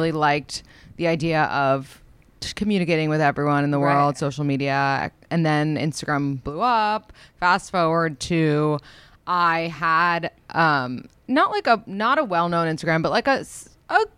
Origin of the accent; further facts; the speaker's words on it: New York City, New York, United States; I was born and raised in New York City